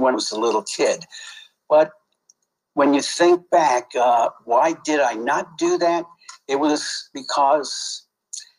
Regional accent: New York City, New York, United States; I grew up in Brownsville, which is a real crappy area in Brooklyn, New York

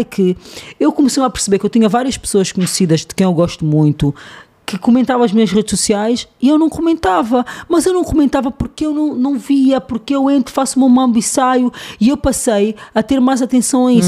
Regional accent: Angola

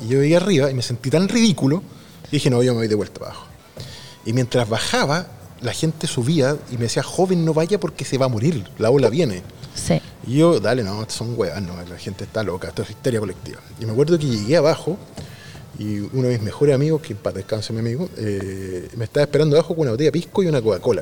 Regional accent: Concepción, Biobío, Chile; also born or lived in Santiago; somos una ciudad universitaria

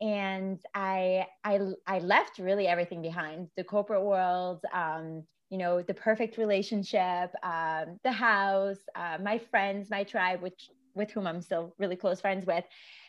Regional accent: Belgium; moved away; when COVID hit, I was actually visiting my mom in Belgium. So I was back in my home country

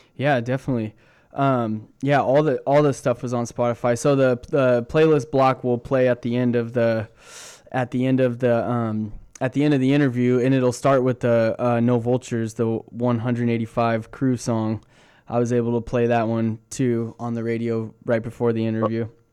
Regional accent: Corona, California, United States; moved away as an adult; now in Santa Barbara, United States; I grew up in Corona, like right by the Showcase Theater

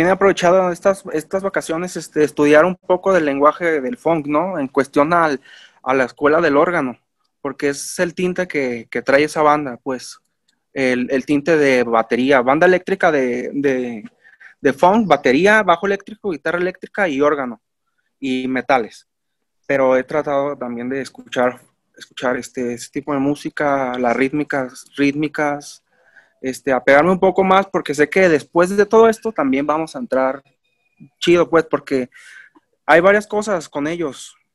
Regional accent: Mexico; pues como mexicano se puede decir, pues estamos como influenciados en otras ondas

